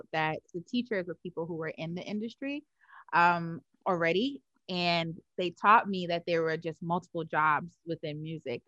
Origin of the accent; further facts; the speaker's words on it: New York City, New York, United States; now in Atlanta, United States; I grew up in Harlem, New York, from East Harlem